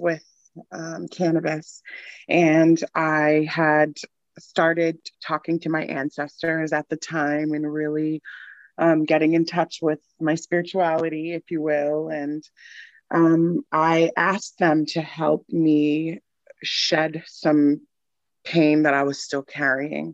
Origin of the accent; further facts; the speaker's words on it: Newton, Massachusetts, United States; also born or lived in Boston; now in Jersey City, United States; I grew up in Newton, Massachusetts